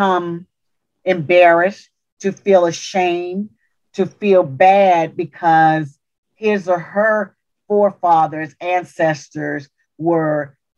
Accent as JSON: {"language": "English", "region": "Louisiana", "country": "United States", "said": "I'm from Louisiana. We had railroad tracks that kind of divided us."}